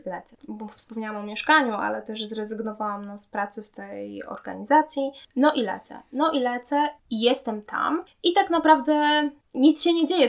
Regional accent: Poland; also born or lived in Łódź, Poland / Mozambique; ja jestem Polką, że ja mieszkam w Polsce, że to jest dom

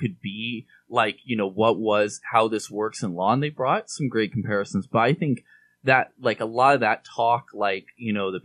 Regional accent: Pacific Northwest, United States; growing up in the Pacific Northwest in that era

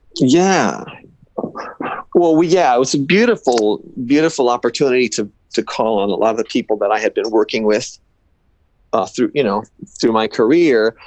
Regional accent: Los Angeles, California, United States; I'm kind of from

